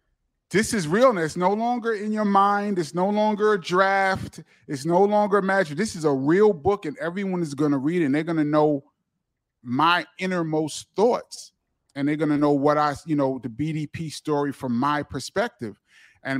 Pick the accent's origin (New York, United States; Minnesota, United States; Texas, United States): New York, United States; I go into a lot of detail about what it was like growing up in New York for kids like us, and to see hip hop, to live on Kool Herc's block when hip hop is created.